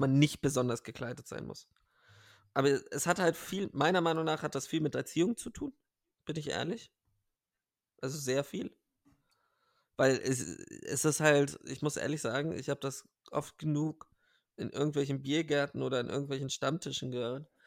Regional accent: Bavaria, Germany; ich bin ja auch in Bayern aufgewachsen

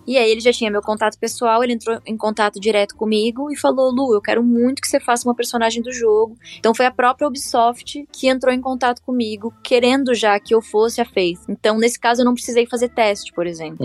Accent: Torres, Rio Grande do Sul, Brazil; da cidade onde eu me criei, que foi em Torres, uma praia do Rio Grande do Sul

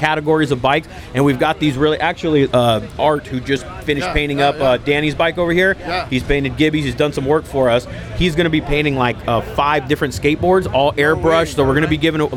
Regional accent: Ventura, California, United States; this is my hometown. I'm a born and bred Ventura, you know, native

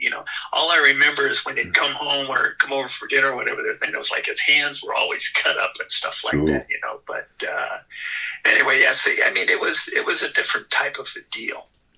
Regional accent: California, United States; Well, Steve and I were like just 17 months apart in age, so he was 17 months older than I was.

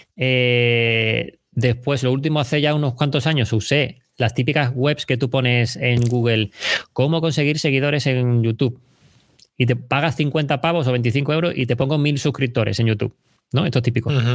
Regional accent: Chiclana de la Frontera, Andalusia, Spain; moved away as an adult; soy de Chiclana, de Cádiz

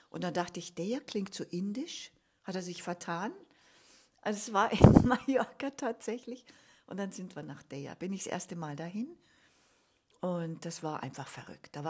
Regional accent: Munich, Bavaria, Germany; Genau, ich bin in München geboren, ja. Und aufgewachsen auch.

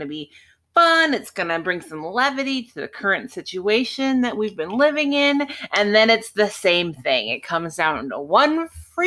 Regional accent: United States; as an American

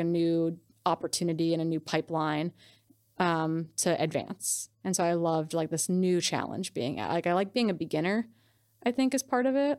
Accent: Wisconsin, United States; moved away as an adult; also born or lived in Montana; I grew up in Wisconsin, so I've been, like, shooting B B guns and guns since I was a little kid

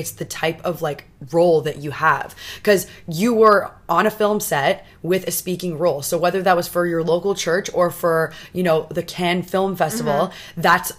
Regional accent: Toronto, Ontario, Canada; I'm from Toronto

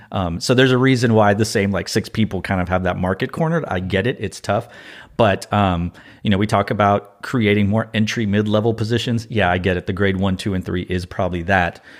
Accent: Austin, Texas, United States; I'm from Austin

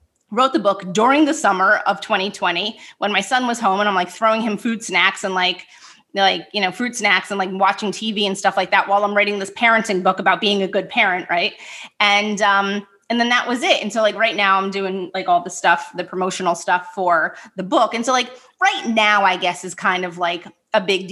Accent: New Jersey, United States; also born or lived in New York City; moved to New Jersey. I should say moved back to New Jersey

